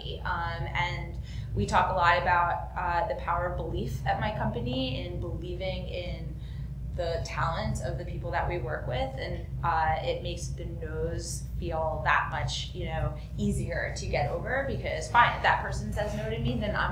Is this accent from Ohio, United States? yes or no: no; New Jersey, United States; I'm from New Jersey